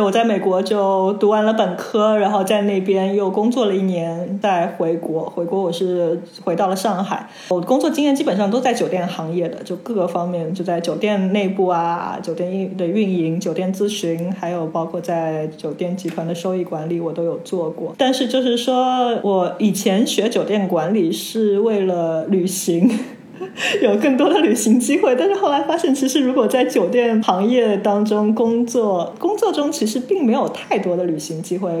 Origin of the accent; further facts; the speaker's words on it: Shenzhen, Guangdong, China; also born or lived in Shanghai; now in Argentina; 我是在深圳长大的上海人